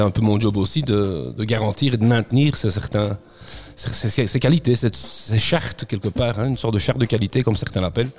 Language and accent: French; Namur, Wallonia, Belgium; je suis namurois et, j'habite la région namuroise, j'habite Namur, donc je suis du coin